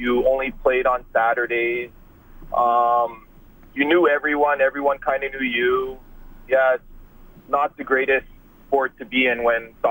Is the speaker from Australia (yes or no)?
no; Germany; moved away as an adult; now in Edmonton, Canada; my father was an Edmontonian, and I grew up in Germany. He was stationed over there with the Canadians and met my mom, and I moved here about 11 years ago. I'm 35 now.